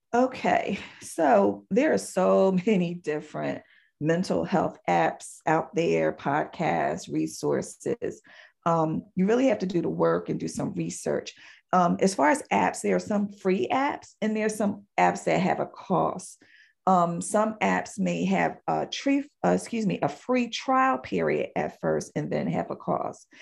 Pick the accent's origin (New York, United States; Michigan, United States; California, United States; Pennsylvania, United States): Pennsylvania, United States; Philadelphia; moved away; I am originally from Philadelphia, Pennsylvania